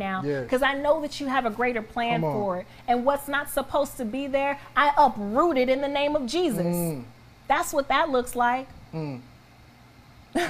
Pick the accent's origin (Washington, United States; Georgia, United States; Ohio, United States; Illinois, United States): Georgia, United States; Atlanta; I grew up in the outskirts of Atlanta.